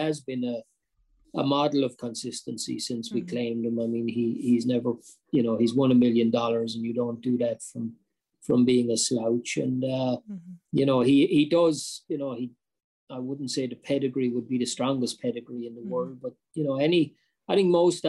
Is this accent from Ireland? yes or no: yes; Ireland; moved away; also born or lived in North America; being Irish